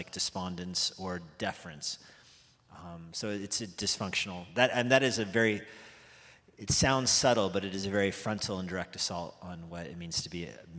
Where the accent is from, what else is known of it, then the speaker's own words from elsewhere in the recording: United States; I'm American